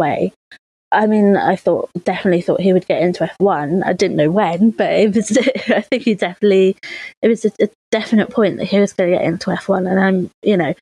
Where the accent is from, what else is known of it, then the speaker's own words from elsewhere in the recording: United Kingdom; we're British